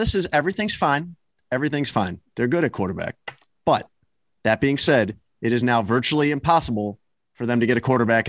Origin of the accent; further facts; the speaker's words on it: Chicago, Illinois, United States; moved away as an adult; also born or lived in Miami; I grew up in Chicago.